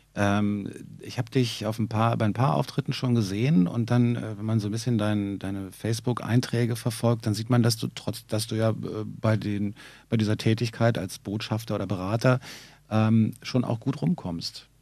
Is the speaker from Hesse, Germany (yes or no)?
no; Berlin, Germany; ich bin im Wedding geboren und dann aber in Wilmersdorf aufgewachsen